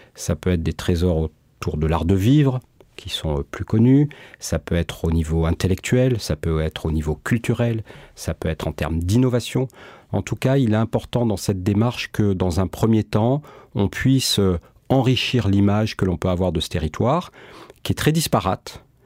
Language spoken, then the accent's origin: French; Marseille, Provence-Alpes-Côte d'Azur, France; je suis natif de ce territoire, je suis né à Marseille